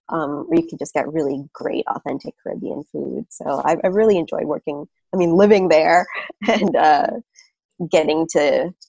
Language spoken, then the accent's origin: English; Brooklyn, New York, United States; Sure. Um, Brooklyn's awesome. I feel like it's changed so much over the years. Every time I go home, it's just like completely different neighborhood.